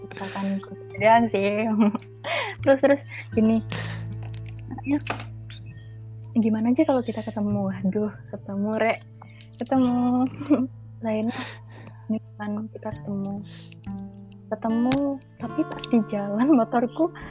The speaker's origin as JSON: {"language": "Indonesian", "region": "Lampung", "country": "Indonesia", "said": "malamnya aku mau pulang ke Lampung kan aku asalnya dari Lampung ya"}